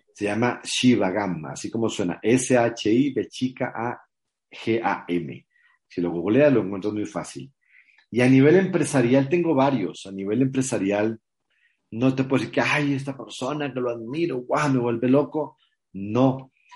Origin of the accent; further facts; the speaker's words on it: Mexico; ella está aquí en mi país hace cinco años, que se vino a vivir conmigo